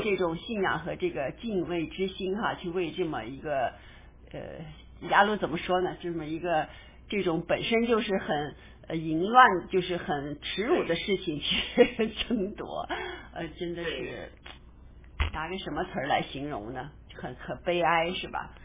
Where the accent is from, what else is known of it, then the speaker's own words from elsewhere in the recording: China; 我们中国人